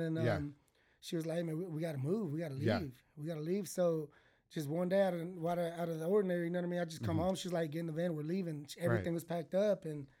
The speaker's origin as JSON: {"language": "English", "town": "McGregor", "region": "Texas", "country": "United States", "tie": "born or raised there", "also_born_or_lived": "Belle Glade, Florida", "said": "I moved to Texas, man. I was about six."}